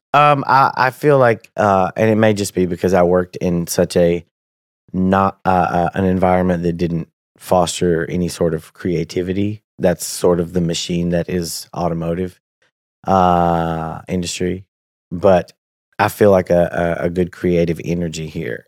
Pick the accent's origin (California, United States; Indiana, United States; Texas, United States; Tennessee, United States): Tennessee, United States; moved away as an adult; also born or lived in Danville, Kentucky; now in Lexington, United States; I'm from Tennessee. I live in Kentucky now.